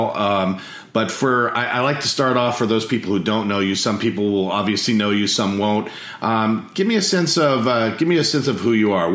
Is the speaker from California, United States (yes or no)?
yes; Monterey, California, United States; moved away as an adult; also born or lived in Sacramento, California; now in Austin, United States; I grew up in Monterey, California. I'm in Austin, Texas now, but I grew up in Monterey, California